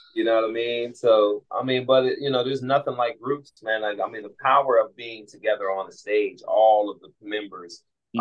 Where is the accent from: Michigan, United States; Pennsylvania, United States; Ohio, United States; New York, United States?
Pennsylvania, United States; Pittsburgh; born and raised in Pittsburgh